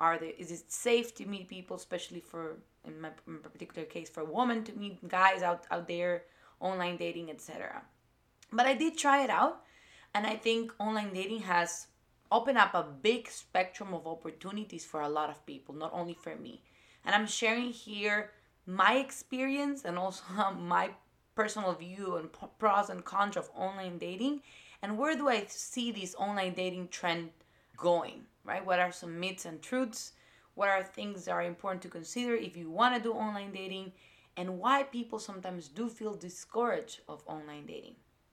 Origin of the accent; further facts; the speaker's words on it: Ecuador; English is a second language; moved away as an adult; now in United States; because I was born and raised in South America and in Ecuador in particular, who has a more conservative community, when I moved here to the United States